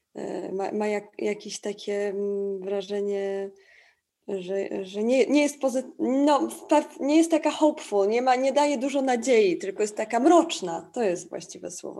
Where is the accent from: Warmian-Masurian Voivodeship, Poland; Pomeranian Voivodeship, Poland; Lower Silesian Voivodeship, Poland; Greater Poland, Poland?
Pomeranian Voivodeship, Poland; Tricity; now in Warsaw, Poland; Ja akurat stamtąd jestem, z Trójmiasta e, i ten krajobraz taki przemysłowy i w ogóle ten przemysł był tam obecny w moim życiu zawsze, od zawsze, bo tam się wychowałam.